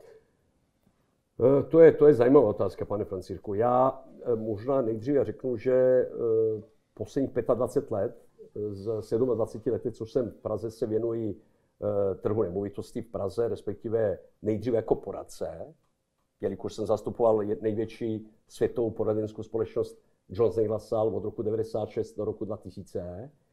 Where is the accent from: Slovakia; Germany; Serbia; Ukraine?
Serbia; Belgrade; Czech is a second language; moved away as an adult; now in Prague, Czech Republic; v Bělehradě můj rodní domov, když eh, v Bělehradě znám každý koutek, respektive každou ulici